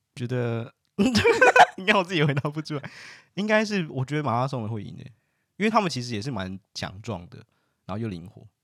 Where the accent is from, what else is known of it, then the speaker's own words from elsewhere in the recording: Taiwan; moved away as an adult; now in Netherlands; 我们是台湾人，那我们不能带我们的家人进来，就算我们住在这